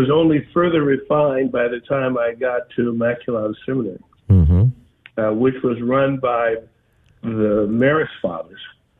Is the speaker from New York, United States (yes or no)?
no; New Orleans, Louisiana, United States; moved away; I grew up in uptown New Orleans.